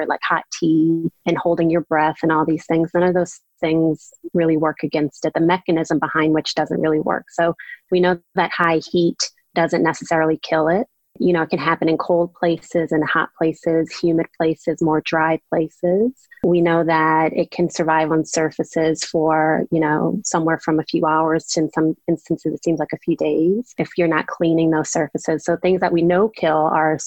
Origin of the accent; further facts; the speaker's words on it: New Orleans, Louisiana, United States; moved away as an adult; also born or lived in Washington, D.C. / Maryland / San Diego; now in Little Rock, United States; I'm from New Orleans.